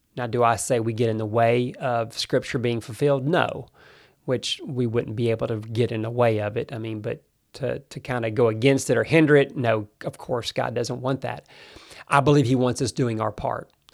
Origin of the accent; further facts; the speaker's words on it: United States; I do love America. That is my home country